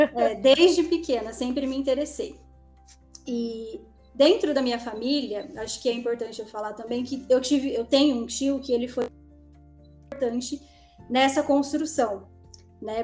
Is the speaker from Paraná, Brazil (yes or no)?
yes; interior of Paraná, Brazil; moved away as an adult; eu vim lá de uma cidade do interior do Paraná